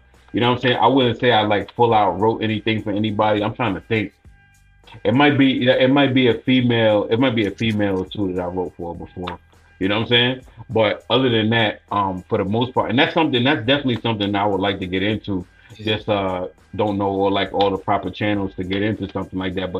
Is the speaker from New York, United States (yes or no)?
yes; Long Island, New York, United States; also born or lived in Bronx, New York; I grew up in Long Island